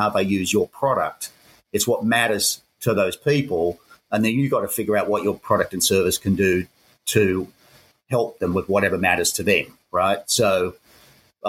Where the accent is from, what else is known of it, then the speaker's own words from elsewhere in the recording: Sydney, New South Wales, Australia; accent: Aussie; moved away as an adult; also born or lived in Hong Kong / Japan; now in Bangkok, Thailand; I'm an Aussie. You can tell by the accent. Born and raised in Sydney.